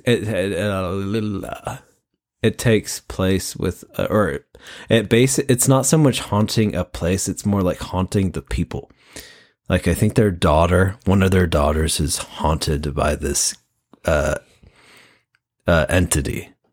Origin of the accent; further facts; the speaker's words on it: Washington, United States; we're like a few hours away from Forks